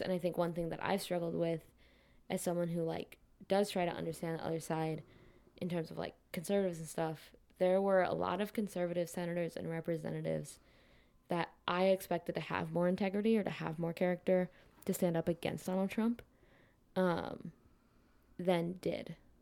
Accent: Midwest, United States; moved away; also born or lived in West Coast; I'm originally from the Midwest.

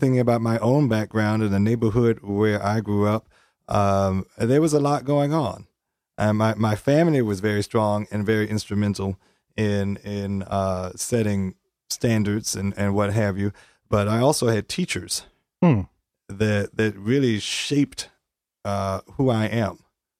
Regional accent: Richmond, Virginia, United States; I grew up in Virginia, Richmond.

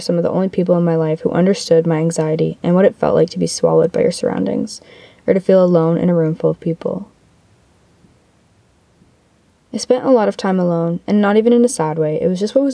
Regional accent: Barrie, Ontario, Canada; now in Ottawa, Canada; my life in my hometown of Barrie

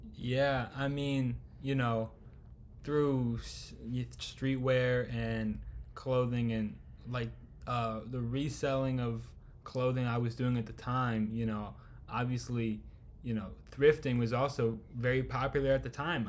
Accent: Chicago, Illinois, United States; born and raised in chicago

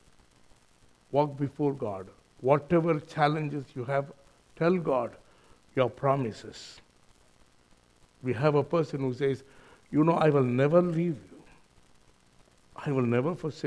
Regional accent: India; accent: Indian; moved away as an adult; now in New Zealand; my accent is Indian

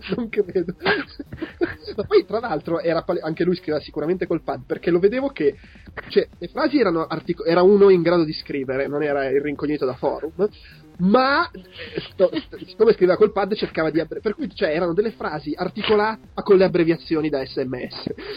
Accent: Italy; Io sono del, ah, io sono dell'Italia.

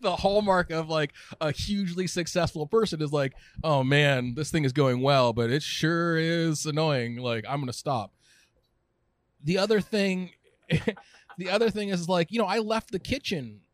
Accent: Southern California, United States; also born or lived in Orange County / Berkeley; now in San Francisco, United States; I'm a lifelong Californian. I grew up in Southern California.

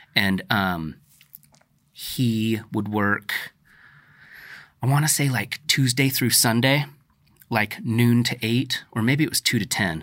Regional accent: The Dalles, Oregon, United States; you and I grew up in the Dalles

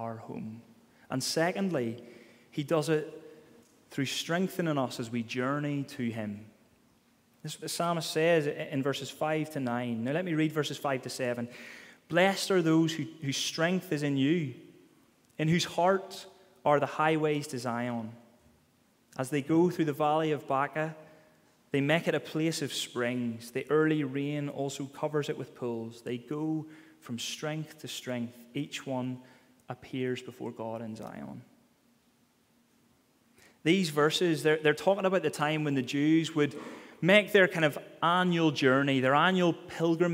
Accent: Ballymena, Northern Ireland, United Kingdom; accent: Ballymena; the way I say it in my Balamine accent

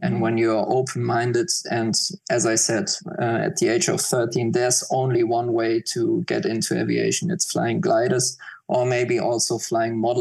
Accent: Mainz, Rhineland-Palatinate, Germany; I grew up quite close to Frankfurt Airport

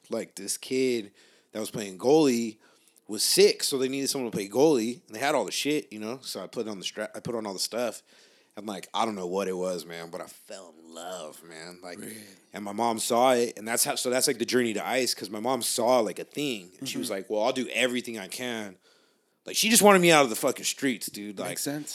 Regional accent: Long Beach, California, United States; now in East Los Angeles, United States; I grew up in Long Beach where everybody's just like, gotta be cooler than the next person

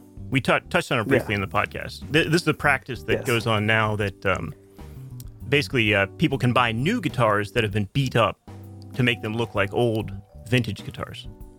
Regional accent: United States; I'm an American, so I do say Southampton.

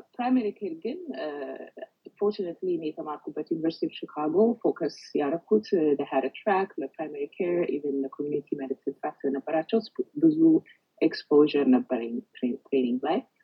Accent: Addis Ababa, Ethiopia; moved away as an adult; also born or lived in Chicago / Botswana; ኢትዮጵያ ተወልጄ ያለ ኢትዮጵያ ልጅ መሆኔን ነው የማውቀው

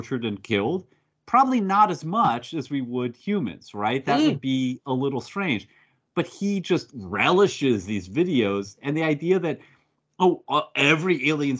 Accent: United States; I'm an American. That's in my blood

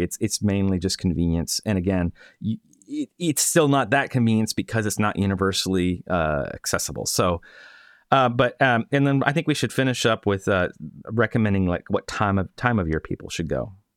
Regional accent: Florida, United States; moved away; I'm from Florida

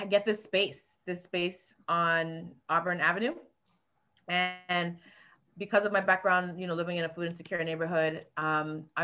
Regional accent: U.S. Virgin Islands; also born or lived in South Florida, United States; now in Atlanta, United States; I am originally from the Virgin Islands by way of the projects in South Florida, which is a food insecure community. So I went to college at, um, in Florida for advertising, found my way to Atlanta

